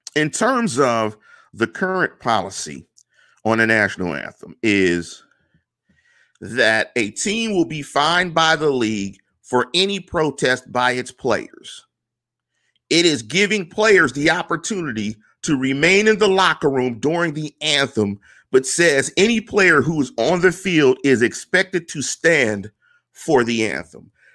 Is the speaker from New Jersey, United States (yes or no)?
no; Pittsburgh, Pennsylvania, United States; because I'm from Pittsburgh.